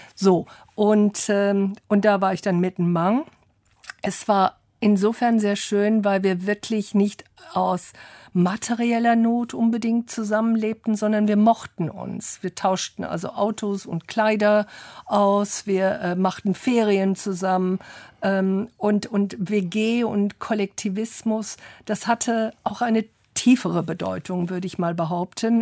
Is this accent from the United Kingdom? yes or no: yes; London, United Kingdom; moved away; also born or lived in Oxford; ich bin in London groß geworden, Oxford geboren